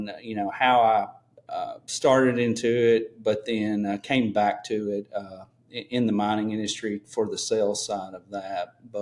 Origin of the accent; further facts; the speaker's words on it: Madisonville, Kentucky, United States; So I'm a little town called Madisonville, Kentucky, Western Kentucky. It's kind of still the coal industry is still thriving here. I have a couple underground coal mines within 5 miles of my house.